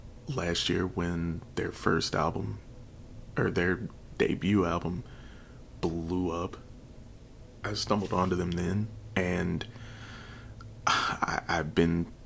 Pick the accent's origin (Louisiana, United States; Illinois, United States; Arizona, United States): Illinois, United States; Chicago; Chicago, Illinois, my hometown where I was born